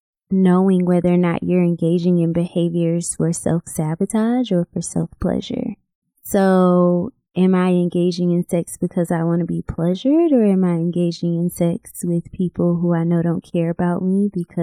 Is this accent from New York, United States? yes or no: yes; Rochester, New York, United States; Rochester, New York.